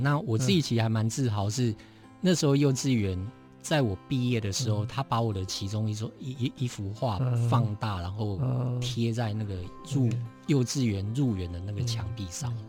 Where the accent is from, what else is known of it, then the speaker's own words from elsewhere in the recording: Taipei, Taiwan; 我在台北长大，